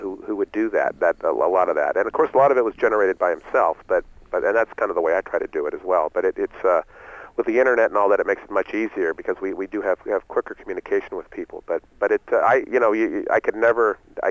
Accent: San Francisco, California, United States; I was born and raised in San Francisco

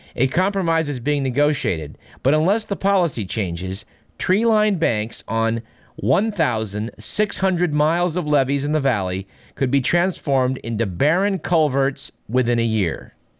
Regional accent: Fremont, California, United States; in my hometown, which is Fremont, California, about a hundred miles from this radio station

